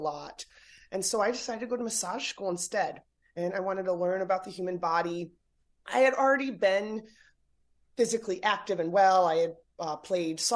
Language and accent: English; Great Bend, Pennsylvania, United States; moved away as an adult; I grew up in a little town called Great Bend, Pennsylvania, and then right on the border of New York